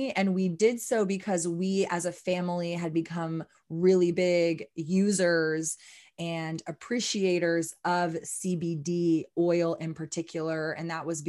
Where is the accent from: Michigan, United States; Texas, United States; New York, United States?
Texas, United States; Austin; Born and raised in Austin, Texas